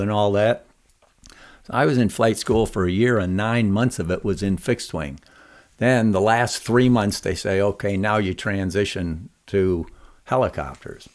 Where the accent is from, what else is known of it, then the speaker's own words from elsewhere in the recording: Scranton, Pennsylvania, United States; As a, as a kid growing up in Pennsylvania, Yeah. Scranton, P